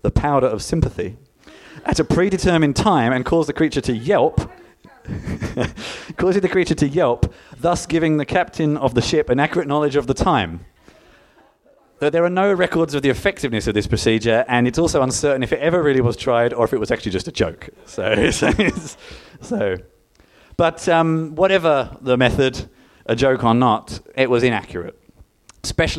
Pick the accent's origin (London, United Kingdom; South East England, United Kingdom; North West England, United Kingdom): London, United Kingdom; now in Melbourne, Australia; I originally hail from Greenwich in London, which is where time comes from.